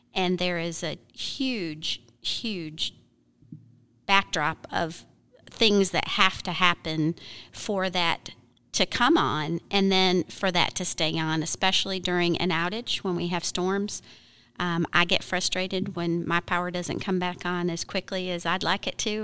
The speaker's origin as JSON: {"language": "English", "region": "Michigan", "country": "United States", "tie": "born or raised there", "also_born_or_lived": "Florida", "moved": "yes", "lives_now": "Arkansas, United States", "said": "I grew up in Michigan, most of my gardening, gardening that I learned was Michigan plants"}